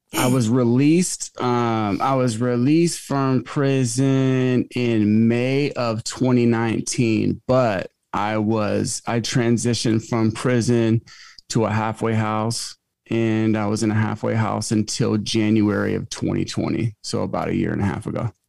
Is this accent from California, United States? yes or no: no; Alaska, United States; moved away as an adult; also born or lived in Manhattan / Marina Del Rey; Alaska is my home state